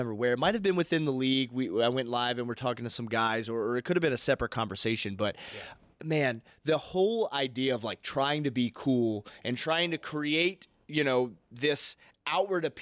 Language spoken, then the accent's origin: English; the South, United States; growing up in the South